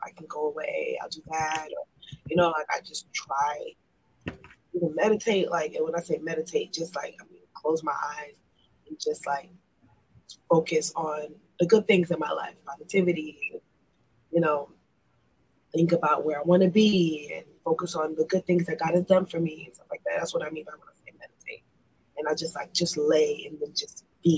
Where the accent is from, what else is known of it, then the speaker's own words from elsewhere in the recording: New York City, New York, United States; I was born and raised in Brooklyn, New York